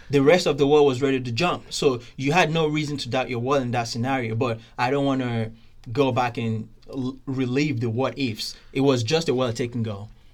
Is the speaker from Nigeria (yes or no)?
yes; Nigeria; Being Nigerian